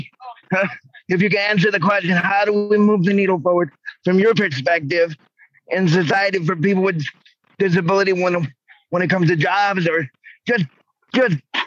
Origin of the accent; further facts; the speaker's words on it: New York, United States; I was born in New York